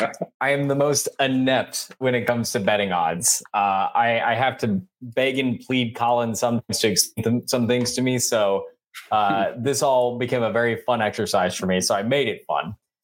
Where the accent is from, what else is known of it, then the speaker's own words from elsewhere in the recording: Jacksonville, Florida, United States; I'm from Jacksonville. Florida